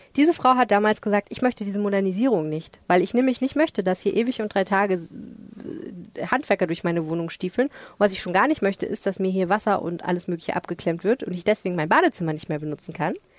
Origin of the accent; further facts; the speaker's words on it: Hamburg, Germany; als Hamburgerin.